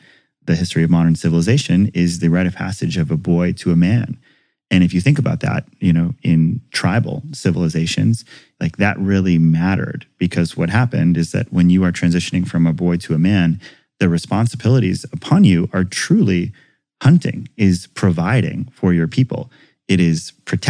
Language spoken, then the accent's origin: English; Hawaii, United States; growing up in Hawaii